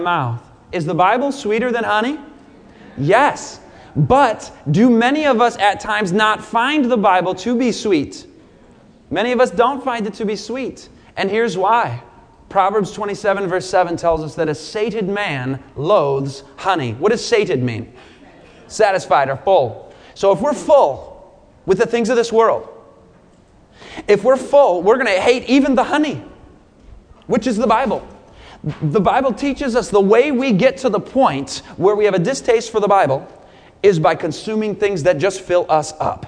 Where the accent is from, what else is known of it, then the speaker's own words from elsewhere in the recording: Michigan, United States; moved away as an adult; also born or lived in Southern California; I grew up in Michigan.